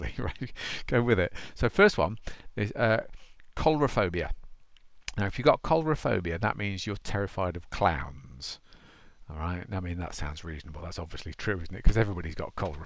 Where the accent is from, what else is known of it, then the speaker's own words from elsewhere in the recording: United Kingdom; I am a Brit